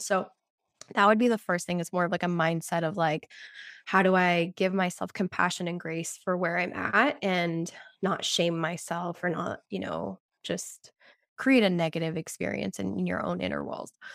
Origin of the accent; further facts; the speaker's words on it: Lima, Peru; moved away; I was born in Lima, Peru